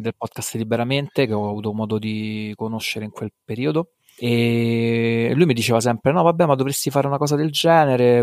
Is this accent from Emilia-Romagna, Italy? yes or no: no; Rome, Lazio, Italy; also born or lived in Abruzzo; vivo a Roma, nato e cresciuto a Roma